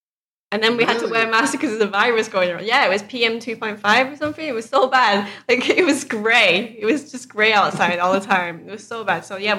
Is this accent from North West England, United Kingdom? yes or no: yes; Manchester, North West England, United Kingdom; Well, I'm from Manchester.